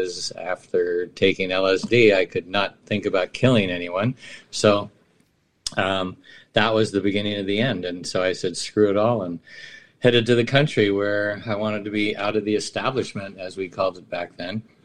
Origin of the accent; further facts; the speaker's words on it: San Francisco, California, United States; where I grew up on Filbert and Jones in San Francisco, it was solamente 100% Italiano.